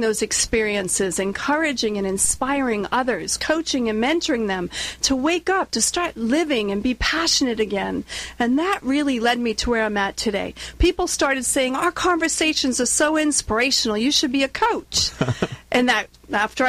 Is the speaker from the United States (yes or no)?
yes; Warwick, Rhode Island, United States; accent: Rhode Island; moved away as an adult; now in Southern California, United States; as you can tell from my accent, I'm not from California. I'm from Warwick, Rhode Island